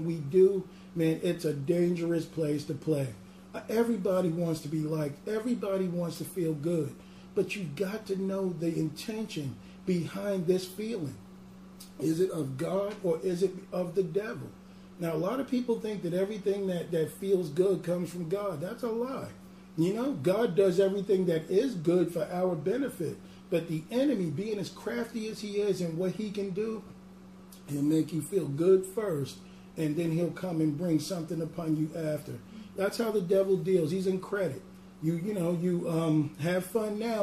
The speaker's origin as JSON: {"language": "English", "region": "New York", "country": "United States", "accent": "New York", "said": "my New York accent"}